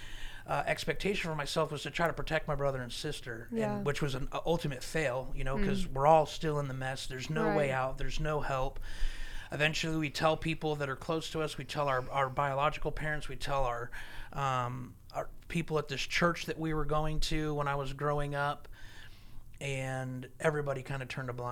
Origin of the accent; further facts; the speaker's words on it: Southern California, United States; I lived real close to Mexico. I'm from Southern California